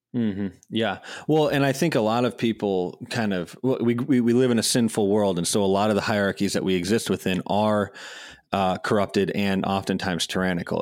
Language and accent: English; Madison, Wisconsin, United States; I grew up in Madison, Wisconsin